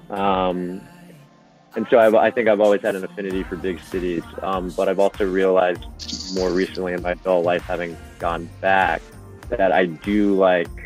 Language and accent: English; Sapporo, Hokkaido, Japan; I I am from Hokkaido. Yep, I uh, was born and raised in Sapporo. Um, lived there my whole life, all the way through through high school.